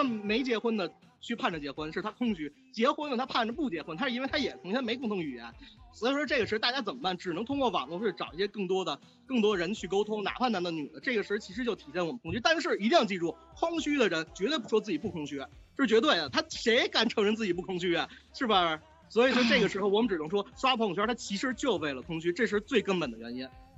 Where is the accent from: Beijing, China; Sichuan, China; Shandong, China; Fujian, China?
Beijing, China; 你看我是北京人，我是北京孩子，那但是我们以前都是四合院，四合院。